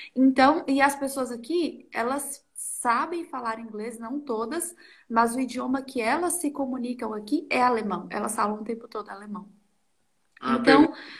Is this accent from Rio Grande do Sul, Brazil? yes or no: no; Rio Pardo de Minas, Minas Gerais, Brazil; moved away as an adult; now in Austria; Eu venho de Minas Gerais, uma cidade do interior de Minas chamada Rio Pardo de Minas